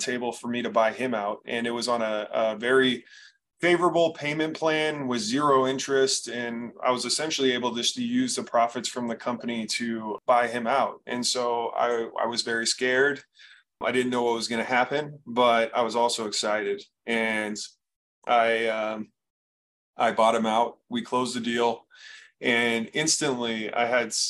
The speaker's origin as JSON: {"language": "English", "area": "Bay Area", "region": "California", "country": "United States", "tie": "born or raised there", "moved": "as an adult", "lives_now": "Arizona, United States", "said": "I was born and raised in the Bay Area"}